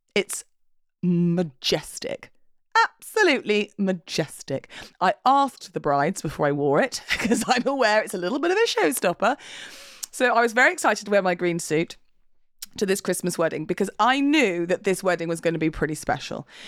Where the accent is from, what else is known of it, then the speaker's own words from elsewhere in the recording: England, United Kingdom; We're English.